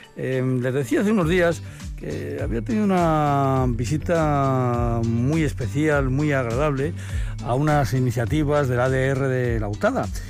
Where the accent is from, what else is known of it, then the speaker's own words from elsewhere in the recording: Rioja Alavesa, Basque Country, Spain; yo como vengo de Rioja Jalabesa